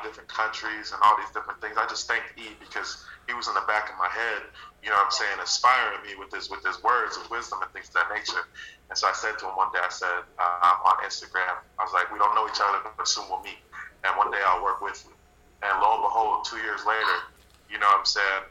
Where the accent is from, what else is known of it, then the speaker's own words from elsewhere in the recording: Tampa, Florida, United States; moved away; the Buccaneers were my favorite team because I was from Tampa